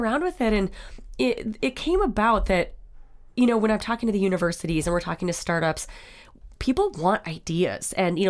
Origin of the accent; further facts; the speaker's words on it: North Dakota, United States; I'm from North Dakota, you're from Minnesota.